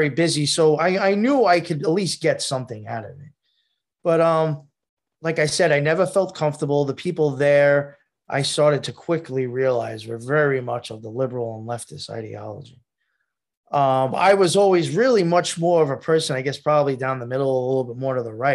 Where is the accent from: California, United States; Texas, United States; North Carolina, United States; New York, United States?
New York, United States; Long Island; I grew up on Long Island